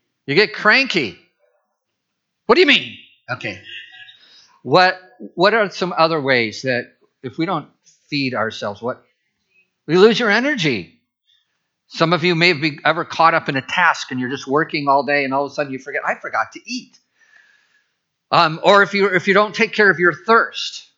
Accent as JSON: {"language": "English", "region": "Midwest", "country": "United States", "tie": "born or raised there", "moved": "yes", "said": "I grew up in the Midwest"}